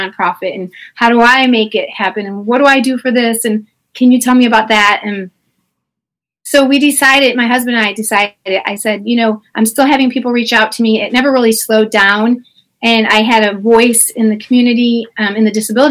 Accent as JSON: {"language": "English", "area": "LaGrange, Beverly, Palos Heights", "region": "Illinois", "country": "United States", "tie": "born or raised there", "moved": "yes", "lives_now": "Memphis, United States", "said": "I was from LaGrange. I grew up then in Beverly. Yeah. For a short while, and then Palos Heights."}